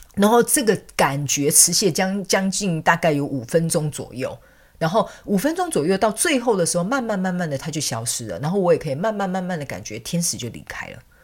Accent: southern Taiwan, Taiwan; moved away as an adult; also born or lived in Taipei, Taiwan; now in Canada; 我是南部人，我是从南部的乡下小孩，我就直接去，呃，台湾的所谓的所， 大都市，就是首都台北嘛

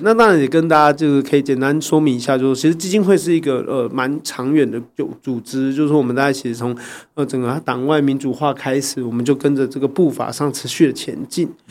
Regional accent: Taiwan; 作为台湾人啊，我觉得我们有个很

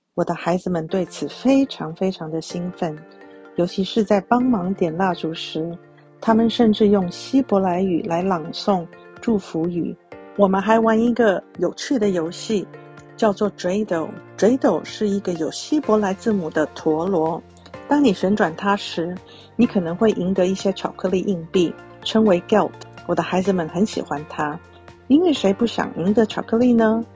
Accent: Taiwan; now in United States; 我来自台湾，信佛教，我的先生是犹太人。我们家有一个男孩跟一个女孩

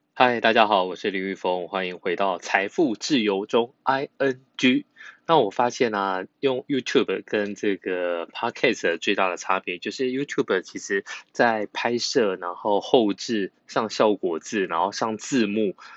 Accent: Yunlin County, Taiwan; 我们是云林人

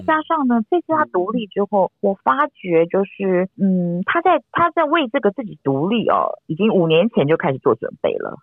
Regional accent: Taiwan; 到快要到我们台湾这边

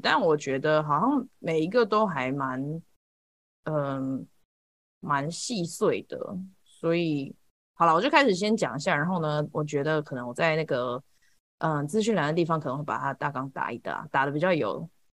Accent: Taiwan; moved away as an adult; now in United States; 我其实也在台湾长大的

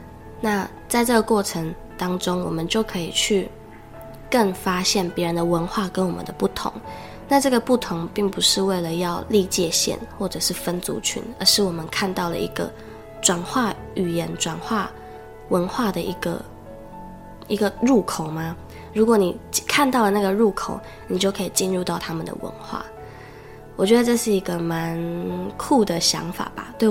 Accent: Taiwan; first language Taiwanese Hokkien; 我觉得我在这边讲我的母语是台语

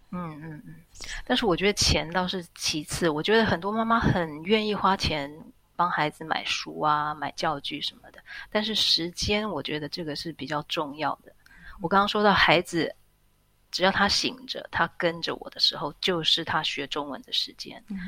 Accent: Taiwan; moved away as an adult; now in Switzerland; 毕竟孩子是一半的台湾人

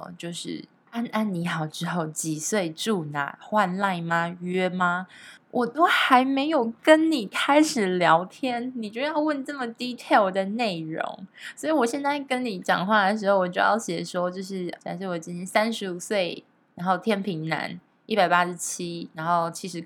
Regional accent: Taiwan; 其实我台湾人玩的真的比较少，现在也还是啦

